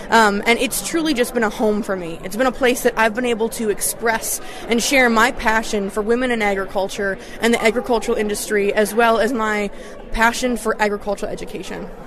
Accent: Washburn County, Wisconsin, United States; also born or lived in River Falls, Wisconsin; I hail from Washburn County, all the way in the northern part of the state. I'm currently a junior at the University of Wisconsin River Falls

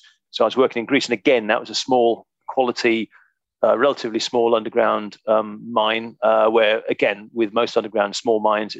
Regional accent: United Kingdom; I started life with RTZ very quickly, as many a Brit did, cut my teeth in mining in Zambia on the big copper mines

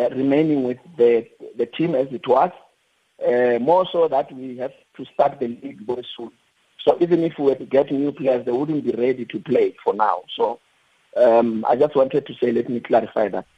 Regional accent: Atteridgeville, Gauteng, South Africa; also born or lived in Limpopo; I'm from Limpopo, but I grew up in the streets of uh, Atteridgeville as well

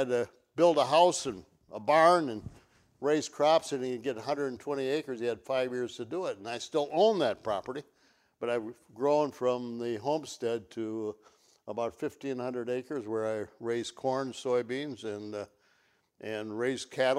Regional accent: Elroy, Wisconsin, United States; come out of a small community of Elroy. My hometown is 1,500, so small you call somebody, get a wrong number, and still talk for a half an hour. That's my hometown

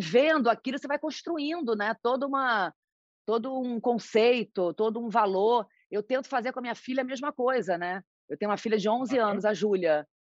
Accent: Macaé, Rio de Janeiro, Brazil; moved away as an adult; now in São Paulo, Brazil; eu nasci em Macaé, interior do Rio

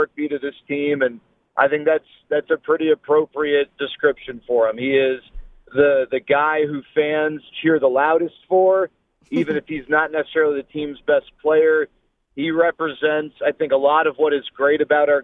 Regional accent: Dallas, Texas, United States; I grew up in Dallas

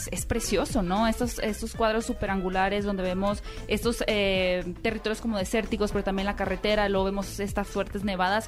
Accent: Hermosillo, Sonora, Mexico; yo soy de Hermosillo

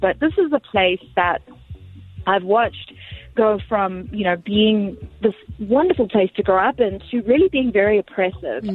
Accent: Bulawayo, Zimbabwe; now in Atlanta, United States; born and raised in Zim

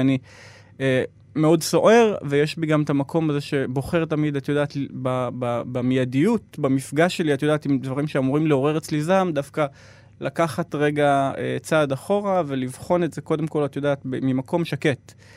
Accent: Yeruham, Southern District, Israel; now in Tel Aviv, Israel; אני גדלתי בסביבה מאוד הומוגנית

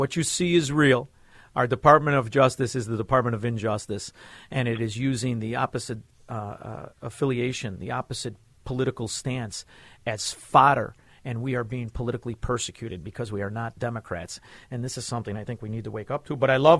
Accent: Melrose Park, Illinois, United States; I'm from Melrose Park.

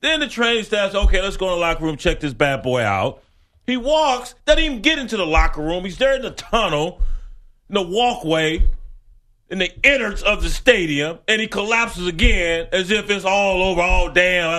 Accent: West Texas, United States; growing up in West Texas

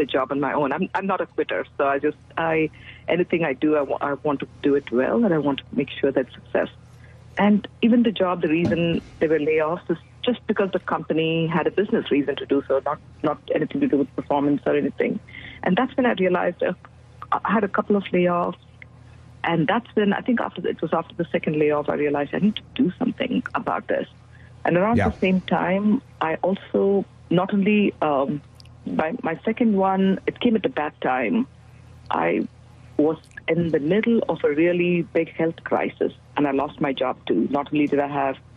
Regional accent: India; moved away as an adult; now in Dallas, United States; I am originally from India, and I came to the U.S. as an immigrant, as a student, to pursue higher education

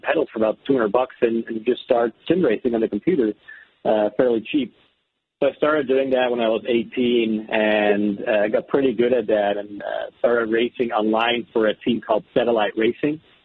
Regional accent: Amsterdam, North Holland, Netherlands; moved away as an adult; I'm, I'm originally from the Netherlands, Amsterdam.

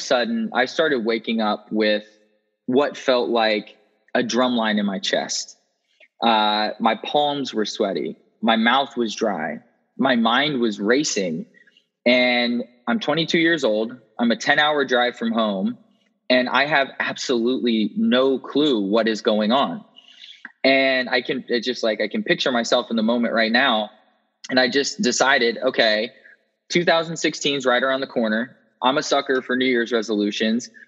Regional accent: Indianapolis, Indiana, United States; moved away as an adult; also born or lived in West Lafayette, Indiana / Raleigh, North Carolina; I was born in middle America, as they would say here in the States, in Indianapolis, Indiana

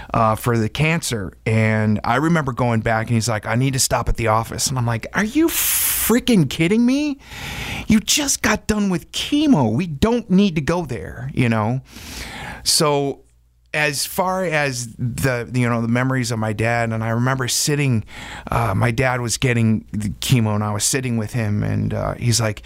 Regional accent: Wisconsin, United States; growing up in Wisconsin

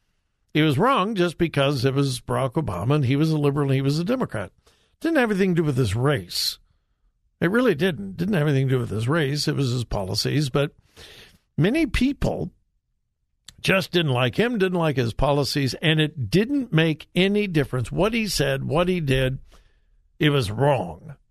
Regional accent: United States; I'm an American

